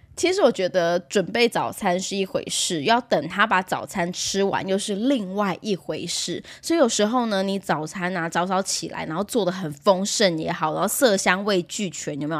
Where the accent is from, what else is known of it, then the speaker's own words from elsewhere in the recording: Taiwan; 我以前小时候是在眷村长大